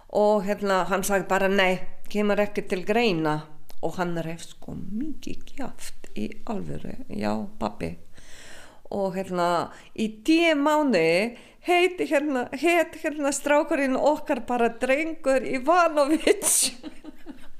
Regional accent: Slovenia; Icelandic is a second language; now in Iceland; ég er ekki Íslendingur ég er alltaf frá og verður alltaf frá Slovenju

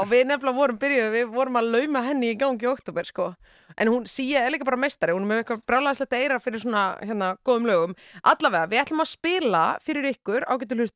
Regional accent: Iceland; við Íslendingar

